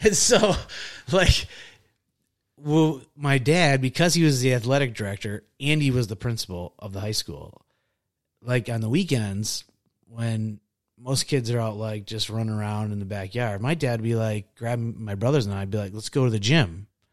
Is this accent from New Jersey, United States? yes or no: no; Pickford, Michigan, United States; also born or lived in Harrison, Michigan; I grew up in, uh, Harrison, Michigan until I was in, oh gosh, would have been like fourth or fifth grade. And then I moved up to this little town in the U P called Pickford.